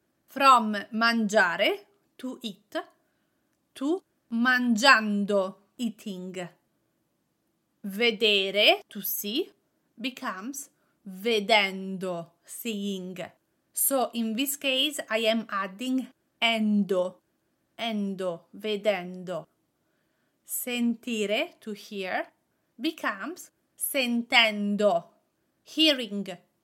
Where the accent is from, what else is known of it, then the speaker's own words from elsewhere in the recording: Italy; accent: Italian; English is a second language; I have a strong ing with my Italian accent.